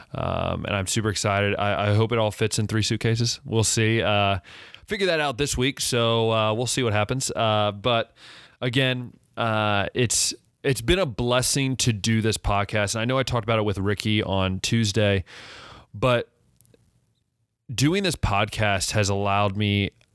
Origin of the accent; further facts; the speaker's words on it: Ohio, United States; also born or lived in West Liberty, Ohio / Cedarville, Ohio; I grew up in Ohio